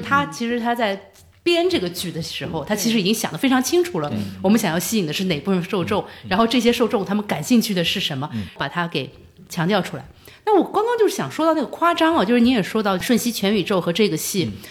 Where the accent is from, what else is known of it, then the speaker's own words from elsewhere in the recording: China; 我们中国人